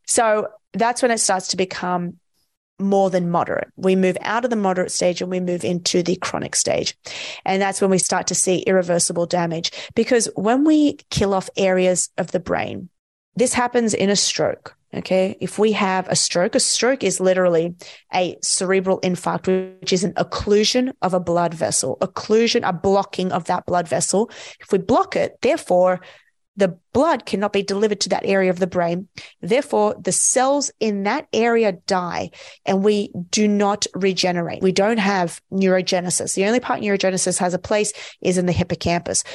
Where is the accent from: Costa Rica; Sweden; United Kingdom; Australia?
Australia; I'm from Australia